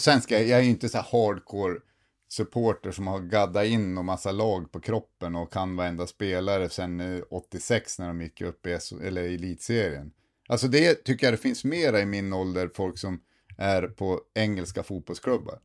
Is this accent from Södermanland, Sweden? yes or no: no; Sundsvall, Västernorrland County, Sweden; now in Luleå, Sweden; jag är ju från Sundsvall